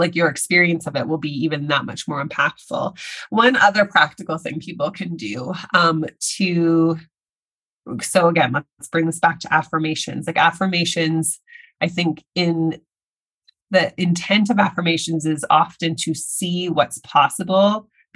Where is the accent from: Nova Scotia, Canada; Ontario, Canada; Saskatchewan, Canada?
Saskatchewan, Canada; now in Vancouver, Canada; I'm in Canada where I live doesn't get very cold, but I'm from Saskatchewan. Yes, Saskatchewan